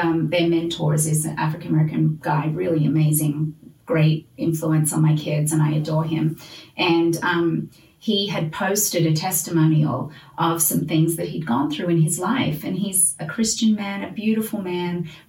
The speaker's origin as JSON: {"language": "English", "country": "Australia", "moved": "yes", "lives_now": "United States", "said": "as an Australian white mom. Like, I didn't grow up here"}